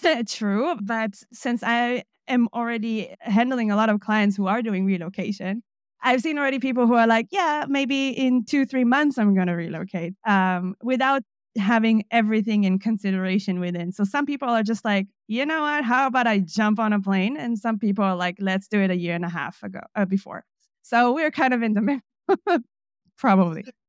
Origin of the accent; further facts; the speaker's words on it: Jerusalem, Jerusalem District, Israel; moved away as an adult; now in Leipzig, Germany; I'm originally from Israel. I was born in Jerusalem